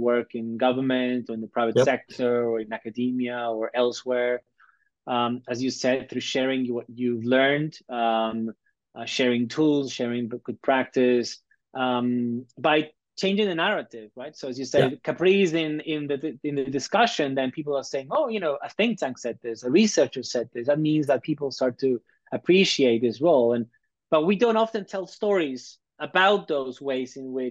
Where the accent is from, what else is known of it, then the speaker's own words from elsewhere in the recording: Peru; I'm Latin American, I'm Peruvian